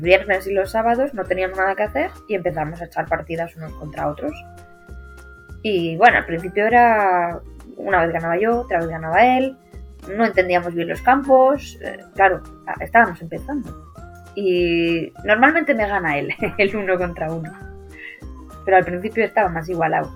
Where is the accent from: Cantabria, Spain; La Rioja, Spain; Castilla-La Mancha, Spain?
Cantabria, Spain; somos los dos de Cantabria